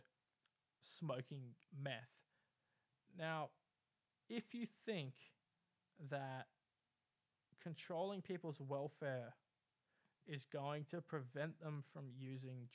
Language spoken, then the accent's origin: English; Bunbury, Western Australia, Australia; a guy I grew up with in Bunbury